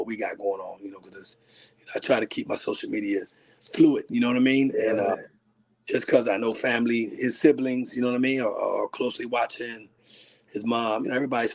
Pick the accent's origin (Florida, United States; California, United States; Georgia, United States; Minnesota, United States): Florida, United States; Miami; We grew up in Miami together